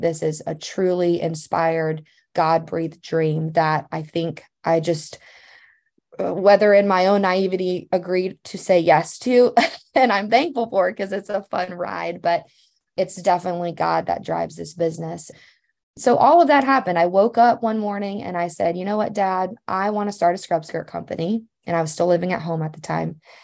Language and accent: English; Louisiana, United States; moved away as an adult; now in Missouri, United States; growing up in Louisiana